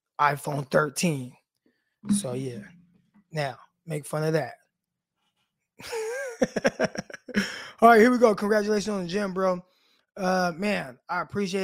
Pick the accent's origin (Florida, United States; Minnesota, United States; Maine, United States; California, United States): California, United States; Stockton; moved away as an adult; now in Arkansas, United States; I'm from the North Side, Valverde Park